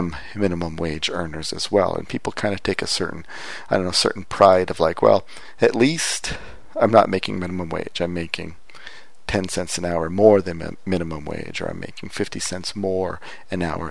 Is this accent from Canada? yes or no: yes; Windsor, Ontario, Canada; moved away; I was back in my hometown of Windsor, which is across the border from Detroit